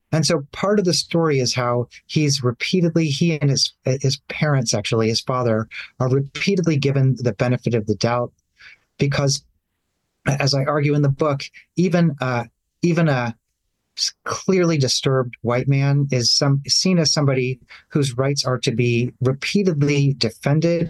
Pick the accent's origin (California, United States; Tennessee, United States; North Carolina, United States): Tennessee, United States; Nashville; my hometown of Nashville, Tennessee